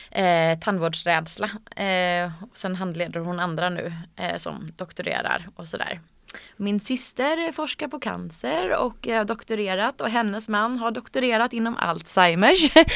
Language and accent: Swedish; Gothenburg, Västra Götaland, Sweden; now in Stockholm, Sweden; Jag har ju bott i Stockholm nu sedan 2011. Så det börjar bli några år. Men jag är född och uppvuxen i Göteborg, eh, i Långedrag som eh, den delen heter.